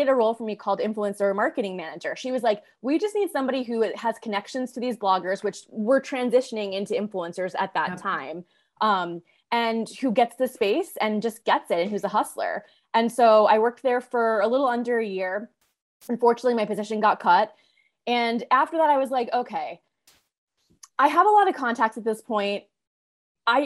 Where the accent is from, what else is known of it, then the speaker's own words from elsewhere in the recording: Carmel, New York, United States; moved away as an adult; now in Los Angeles, United States; I grew up in Carmel, which is just a little north of Westchester